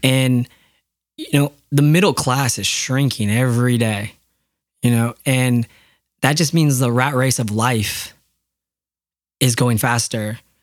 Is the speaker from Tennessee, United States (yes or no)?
no; Yakima, Washington, United States; growing up in Yakima, there's a lot of orchards.